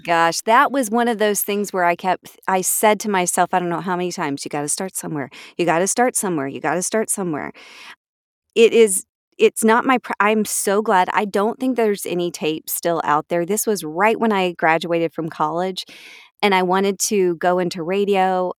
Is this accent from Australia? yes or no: no; Atlanta, Georgia, United States; I was born here in Atlanta